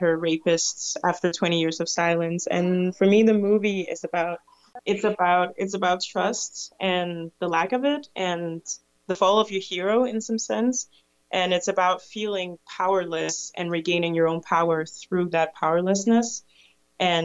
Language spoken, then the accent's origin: English; Denmark; also born or lived in Ivory Coast; I came to Denmark from Ivory Coast when I was 5